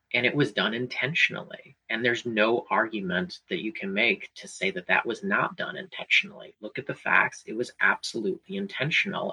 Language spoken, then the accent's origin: English; Hanover County, Richmond area, Virginia, United States; I was born and raised in the Richmond area, so I certainly claim RVA as my home. Uh, in particular, I grew up in Hanover